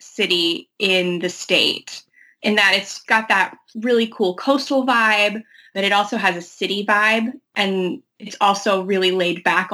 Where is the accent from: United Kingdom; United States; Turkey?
United States; St. Petersburg, Florida; I grew up in St. Petersburg